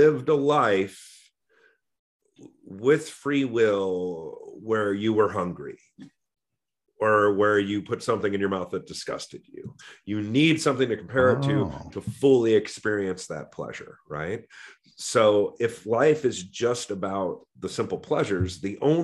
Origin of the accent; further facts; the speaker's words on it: Walnut Creek, California, United States; growing up in Walnut Creek, California